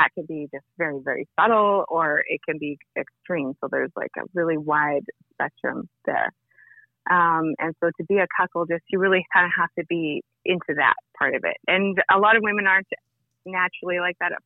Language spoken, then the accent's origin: English; Vancouver, British Columbia, Canada; I'm from Vancouver, Canada.